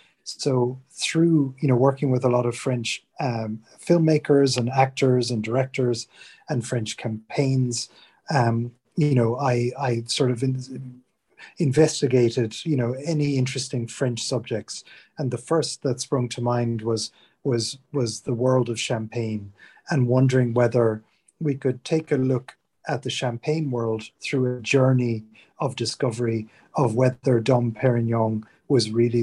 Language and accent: English; Ireland; moved away as an adult; now in England